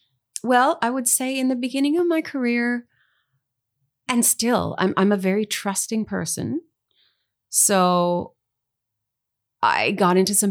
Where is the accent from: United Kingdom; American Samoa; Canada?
Canada; There is support in Canadian content radio rules and things like that, which is super important.